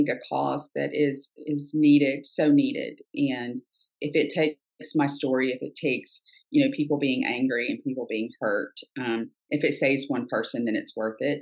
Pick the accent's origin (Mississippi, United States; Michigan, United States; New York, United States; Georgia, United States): Georgia, United States; right outside of Savannah; I grew up right outside of Savannah